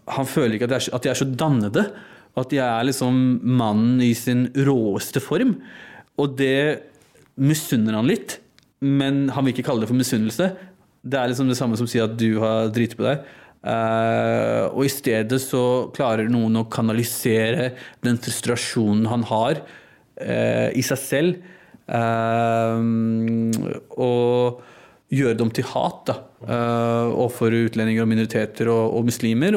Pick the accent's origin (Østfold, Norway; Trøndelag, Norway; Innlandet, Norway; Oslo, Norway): Oslo, Norway; norsk-pakistaner, født og oppvokst i Norge